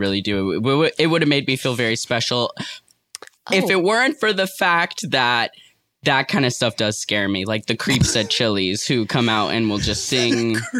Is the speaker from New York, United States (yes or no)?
yes; New York City, New York, United States; Yeah, I was raised by artists in New York City.